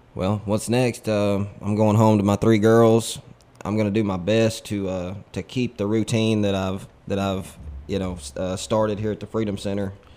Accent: Corinth, Mississippi, United States; I'm a local guy. I was raised here in Corinth.

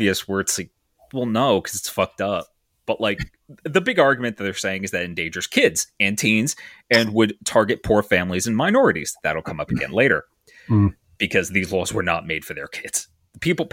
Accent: New Jersey, United States; my home state, the state I'm currently residing in, of New Jersey

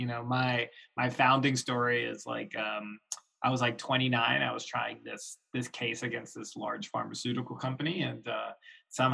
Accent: Florida, United States; also born or lived in New York; now in Chicago, United States; I grew up in Florida. I'm like, suburban Florida

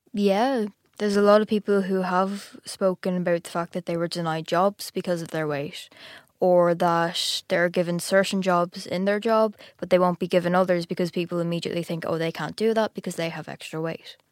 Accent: Ireland; I'm from Ireland, and I'm fourteen

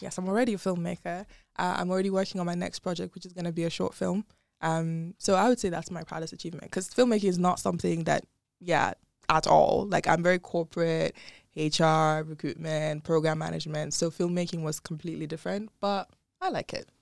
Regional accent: Nigeria; moved away as an adult; also born or lived in Dubai; born and raised in Nigeria, and then I lived in Dubai for about four years

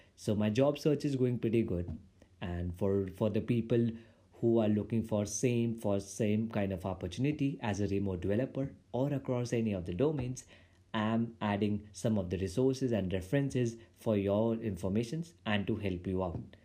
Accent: India; I'm from India

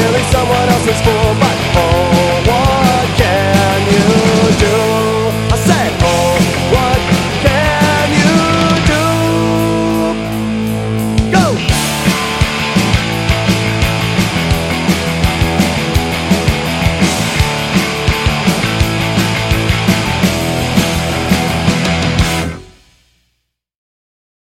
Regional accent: Thousand Oaks, California, United States; moved away as an adult; now in Darwin, Australia; where I grew up in Thousand Oaks, California

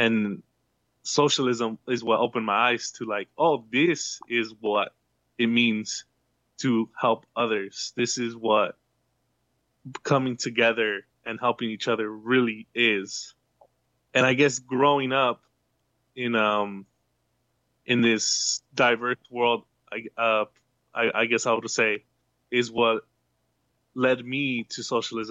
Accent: United States; now in San Diego, United States; I was born in the U.S.

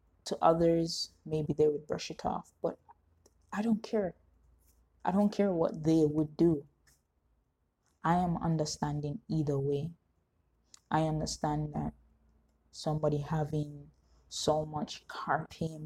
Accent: Jamaica; as a Jamaican society

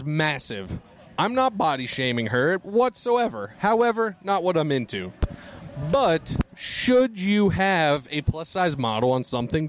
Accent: Pennsylvania, United States; Stub. I'm from Pennsylvania

